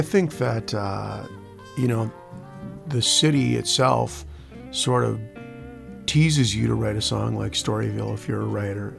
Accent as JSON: {"language": "English", "town": "Stillwater", "region": "Minnesota", "country": "United States", "tie": "born or raised there", "said": "I grew up in Stillwater, Minnesota"}